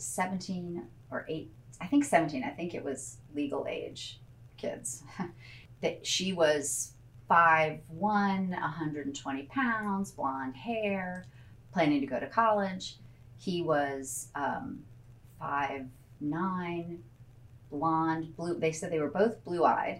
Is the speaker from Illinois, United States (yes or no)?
yes; Chicago area, Illinois, United States; also born or lived in Evanston, Illinois / Glen Ellyn, Illinois / Washington, D.C. area / Winnetka, Illinois; when my parents adopted me, we lived in a town called Glen Ellen, which I think is about an hour outside of Chicago West. When we moved to the DC area until I was 10, and then we went back to the Chicago area, and we were in Winnetka.